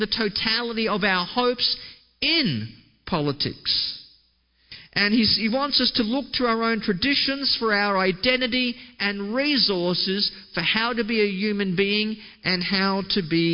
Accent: Australia; my home country of Australia

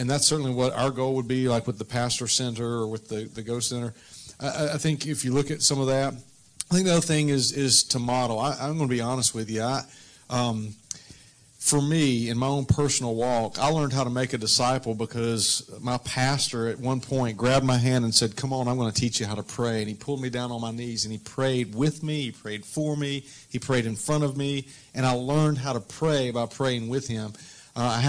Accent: North Carolina, United States; moved away as an adult; also born or lived in Florida / Oklahoma; I grew up in North Carolina, lived in Florida for 3 years, was in Oklahoma for 9 years. And back here

